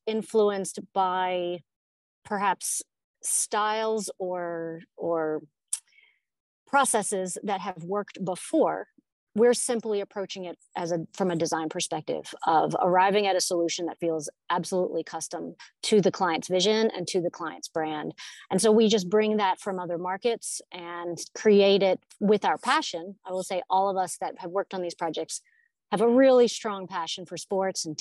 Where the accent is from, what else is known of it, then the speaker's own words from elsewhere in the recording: Louisiana, United States; now in Atlanta, United States; I grew up in Louisiana.